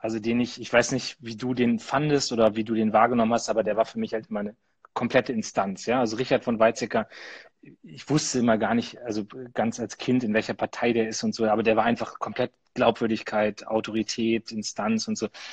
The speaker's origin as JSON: {"language": "German", "region": "Lower Saxony", "country": "Germany", "said": "bei uns in Niedersachsen"}